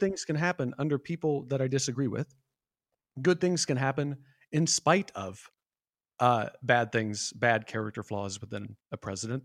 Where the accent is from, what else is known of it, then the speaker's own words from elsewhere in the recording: Iowa, United States; I'm born and raised in the Midwest from Iowa